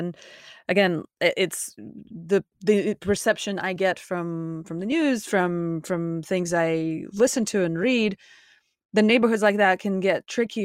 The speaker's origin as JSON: {"language": "English", "country": "Russia", "moved": "yes", "lives_now": "Los Angeles, United States", "said": "I'm from Russia"}